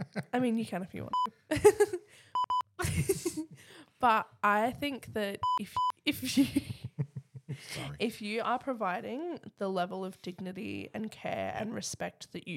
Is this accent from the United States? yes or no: no; Australia; Because we're Australian.